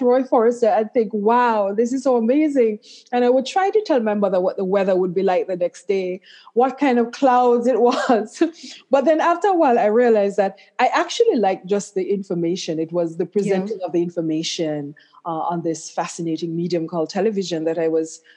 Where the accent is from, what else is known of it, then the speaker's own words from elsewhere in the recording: Claremont, Saint Ann, Jamaica; moved away; I grew up in Claremont in St. Anne in Jamaica